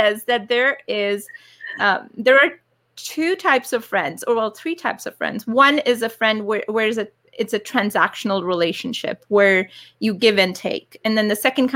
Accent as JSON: {"language": "English", "town": "Calgary", "region": "Alberta", "country": "Canada", "tie": "born or raised there", "said": "I grew up in Calgary"}